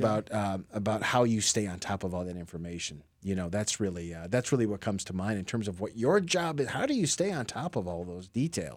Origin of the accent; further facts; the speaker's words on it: Michigan, United States; now in Lakeland, United States; I'm from Michigan